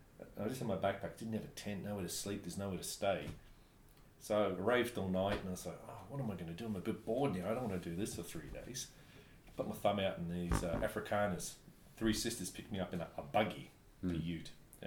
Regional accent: New Zealand; And he said, where are you from? I said, New Zealand.

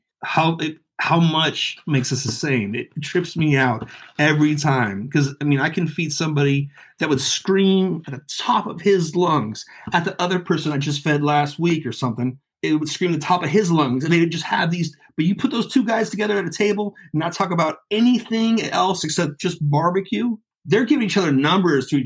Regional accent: the Bay Area, California, United States; growing up in the Bay

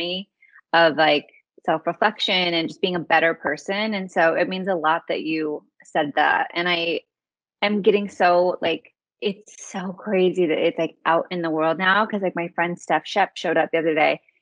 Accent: United States; moved away as an adult; also born or lived in Hawaii / Utah; now in Los Angeles, United States; I grew up in Hawaii and in Utah in a conservative Mormon family

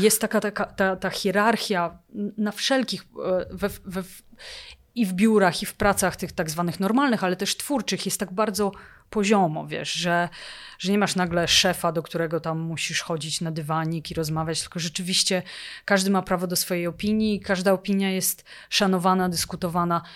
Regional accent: Poland; moved away as an adult; now in Oslo, Norway; jestem Polką

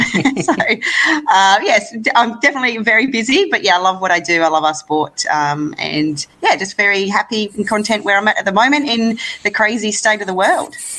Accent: Gold Coast, Queensland, Australia; a home Commonwealth Games in my hometown, uh, World Bowls in my hometown

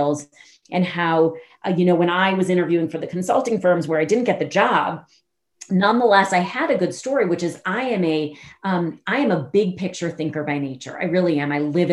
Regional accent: Chicago, Illinois, United States; I'm from Chicago.

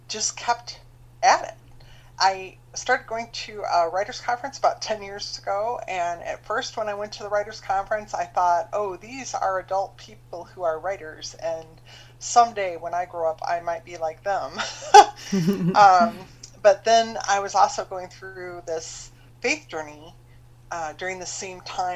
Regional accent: Michigan, United States; moved away as an adult; also born or lived in Ohio / Chicago, Illinois; now in Florida, United States; I grew up in the Midwest, and I grew up in Michigan.

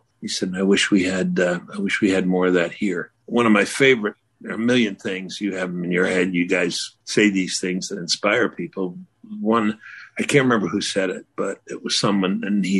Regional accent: New York City, New York, United States; I grew up lower middle class in New York, Brooklyn, New York.

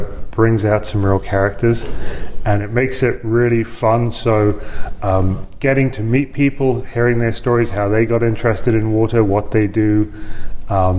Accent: London, United Kingdom; moved away as an adult; also born or lived in Los Angeles, United States; now in Lincoln, Nebraska, United States; I grew up in the United Kingdom, in London, in suburban London

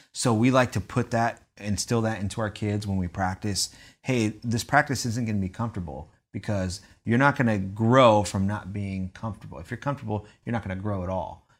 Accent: San Diego, California, United States; I'm originally from San Diego, California

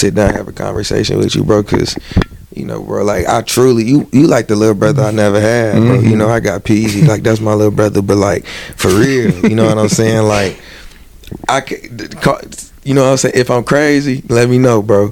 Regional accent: Michigan, United States; I'm a Lions fan, but like that's by default because I'm from Michigan.

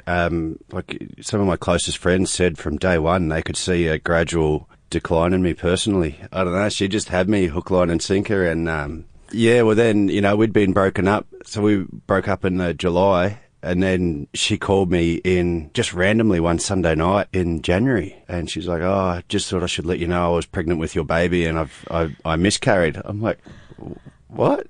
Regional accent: New Zealand; being a Kiwi and being, um, a Māori as well

